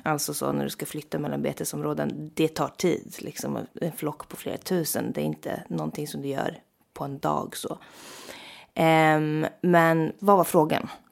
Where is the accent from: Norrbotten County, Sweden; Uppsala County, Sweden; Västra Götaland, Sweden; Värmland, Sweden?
Norrbotten County, Sweden; Jokkmokk; also born or lived in Stockholm; jag kommer från Jokkmokk och är liksom väldigt eh, knuten till det samisk-kulturella eh, livet. Liksom att jag är verkligen uppvuxen